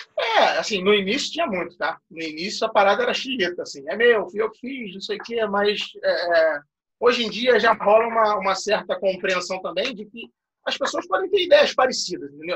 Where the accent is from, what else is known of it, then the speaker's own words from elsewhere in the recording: Rio de Janeiro, Brazil; no Rio de Janeiro, que a gente é do Rio